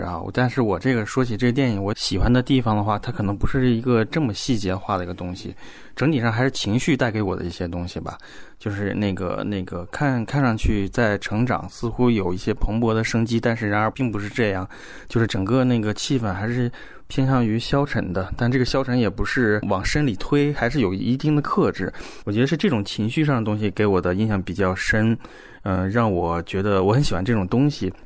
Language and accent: Chinese; Huabei Oilfield, Hebei, China; 我的老家是华北油田